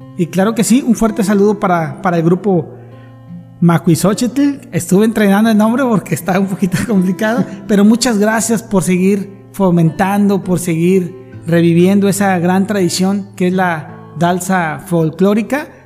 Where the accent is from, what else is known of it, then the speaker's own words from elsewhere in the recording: Tampico, Tamaulipas, Mexico; todos los que somos de Tampico